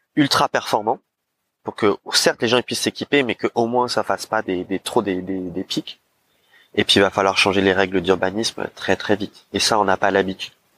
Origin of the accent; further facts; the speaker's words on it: Paris, Île-de-France, France; en tant que Parisien